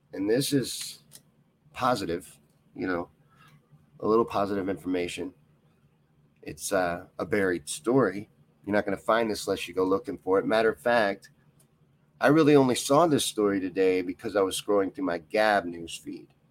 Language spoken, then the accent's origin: English; Kentucky, United States; I grew up in Kentucky